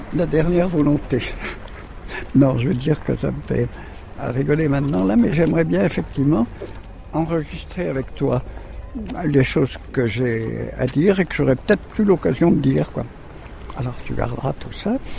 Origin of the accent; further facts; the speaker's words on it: Camaret-sur-Mer, Brittany, France; Je suis né à Camaret